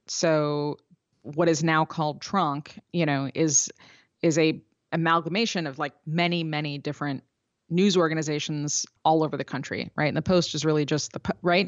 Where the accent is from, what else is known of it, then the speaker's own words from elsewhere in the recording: Chicago, Illinois, United States; I'm from Chicago.